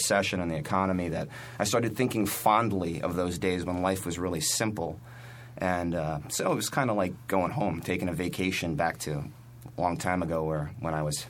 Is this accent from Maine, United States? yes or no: no; South Florida, United States; moved away as an adult; now in New York, United States; I'm from South Florida, and before I moved to New York, I had a band down there